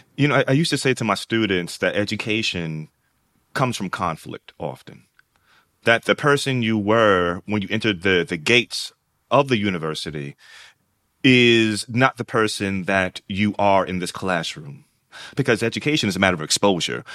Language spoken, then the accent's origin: English; New York, United States; I'm also a kid raised in New York. They're from Alabama, I'm from New York